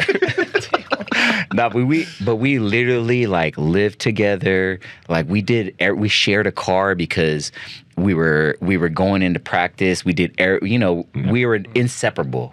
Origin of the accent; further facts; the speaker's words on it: United States; moved away as an adult; now in Philippines; we're all Filipino Americans